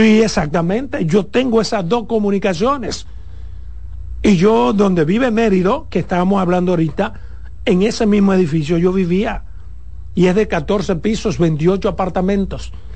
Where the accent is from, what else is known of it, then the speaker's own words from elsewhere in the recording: Pedernales, Dominican Republic; en mi pueblo, en mi provincia, Pernales